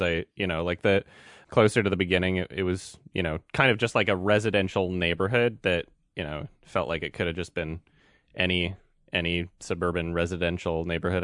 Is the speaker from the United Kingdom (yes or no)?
no; northern Alberta, Canada; I was born and raised in, in, like, northern Alberta